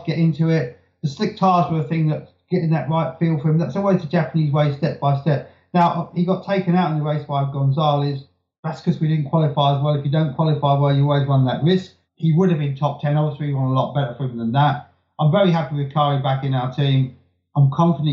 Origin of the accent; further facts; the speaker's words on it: United Kingdom; I'm British